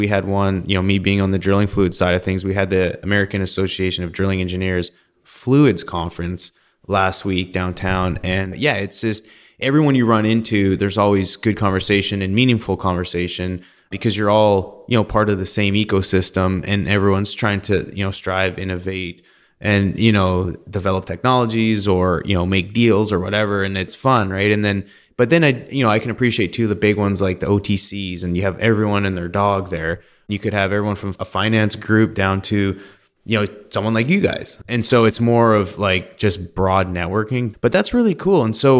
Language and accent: English; Canada; and I'm from Canada, so I'm going to say it was probably like 15 degrees, 10 degrees Celsius.